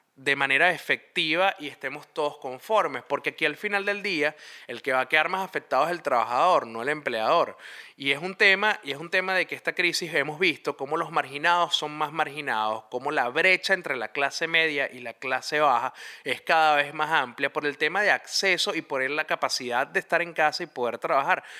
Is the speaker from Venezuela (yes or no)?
yes; Venezuela; moved away; nosotros como venezolanos empezamos a descubrir una vez que salimos del país